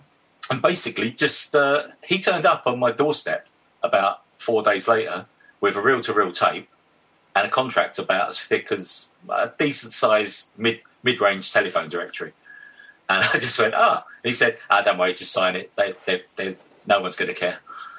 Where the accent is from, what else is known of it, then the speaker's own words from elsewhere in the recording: Witham, East of England, United Kingdom; now in London, United Kingdom; but obviously I came from Witham to London. So I didn't have like a circle of mates when I first got here that were not coming down from Witham.